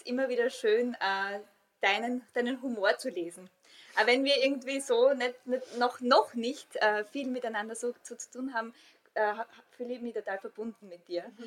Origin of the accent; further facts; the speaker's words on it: Austria; accent: Austrian; first language Austrian German; ich falle immer wieder in meine Muttersprache, wenn ich authentisch bin.